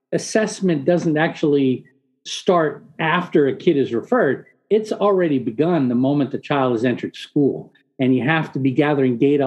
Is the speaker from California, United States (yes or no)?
yes; San Diego, California, United States; English is a second language; moved away; I grew up in San Diego, so it's always a homecoming for me